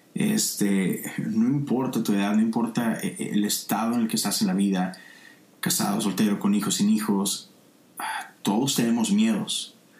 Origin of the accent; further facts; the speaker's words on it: Monterrey, Nuevo León, Mexico; now in Houston, United States; Yo soy de Monterrey, es una ciudad en el norte de México